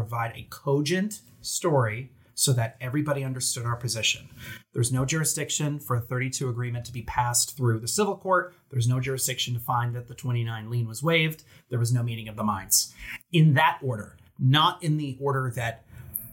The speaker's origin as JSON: {"language": "English", "region": "New Jersey", "country": "United States", "accent": "Jersey", "said": "my Jersey accent"}